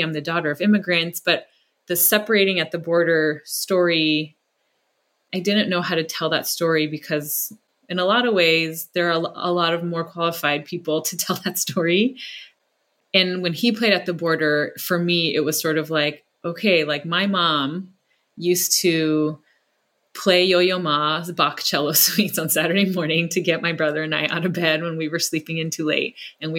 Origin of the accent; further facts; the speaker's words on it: California, United States; that's about an Asian girl in a community much like the one I grew up in the Bay Area.